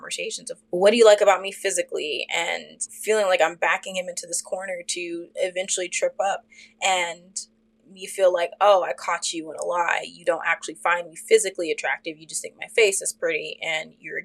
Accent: Fort Worth, Texas, United States; me and my sister, when we were growing up in Fort Worth, we lived in a suburb neighborhood

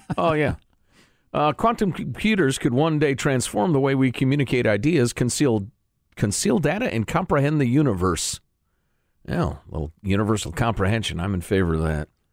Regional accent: United States; as an American with our big honkin' military

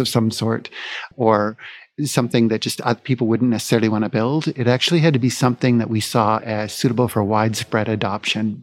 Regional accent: Vancouver, British Columbia, Canada; moved away as an adult; now in Phoenix, United States; I've been born and raised in Vancouver

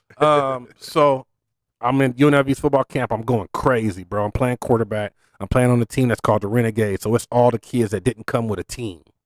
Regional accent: Las Vegas, Nevada, United States; also born or lived in Kentucky; I grew up in Spring Valley

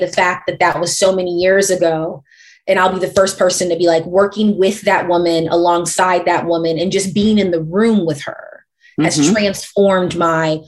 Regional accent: St. Louis, Missouri, United States; I come from St. Louis.

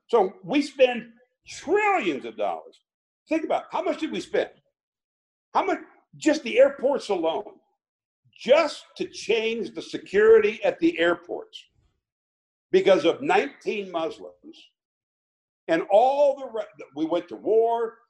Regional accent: Logan, Iowa, United States; my hometown in Logan, Iowa

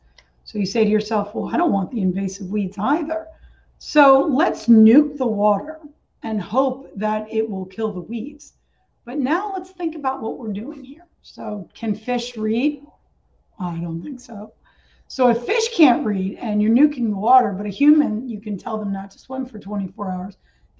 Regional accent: New York, United States; I came from the Catskills in New York, which is really, really beautiful area.

